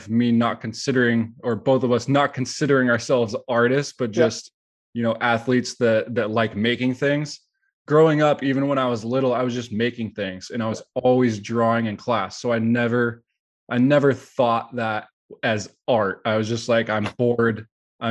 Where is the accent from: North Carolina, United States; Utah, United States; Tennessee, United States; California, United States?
California, United States; San Jose; I was born and raised in San Jose